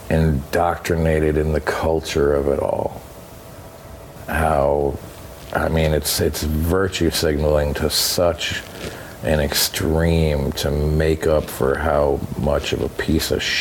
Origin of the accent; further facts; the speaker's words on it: Vermont, United States; Is I grew up from in Vermont.